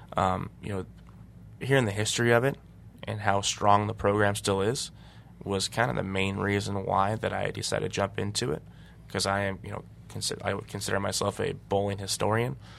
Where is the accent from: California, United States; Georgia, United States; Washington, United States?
Washington, United States; now in Detroit, United States; my buddy Marshall I grew up bowling against in Washington